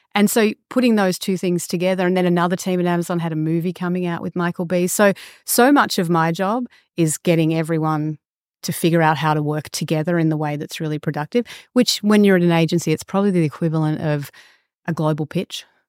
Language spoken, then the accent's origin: English; Australia; moved away as an adult; also born or lived in Los Angeles; for me as an Australian